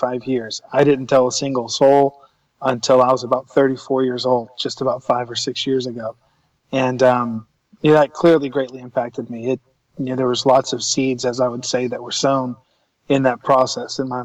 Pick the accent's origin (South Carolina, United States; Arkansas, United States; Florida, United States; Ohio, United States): South Carolina, United States; Columbia; I was born and raised in Columbia, South Carolina, in the southeast United States